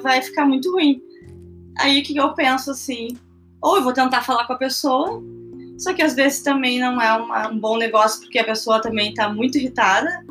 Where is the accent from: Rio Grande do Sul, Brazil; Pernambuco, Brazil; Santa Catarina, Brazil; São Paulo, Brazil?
Rio Grande do Sul, Brazil; Porto Alegre; sou de Porto Alegre